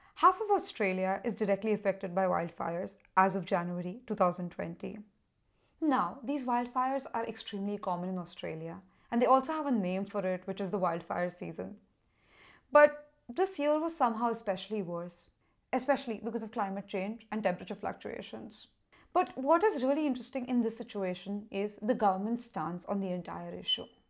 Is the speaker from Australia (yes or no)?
no; Mumbai, Maharashtra, India; my own country, which is India, of course. And I'm from Mumbai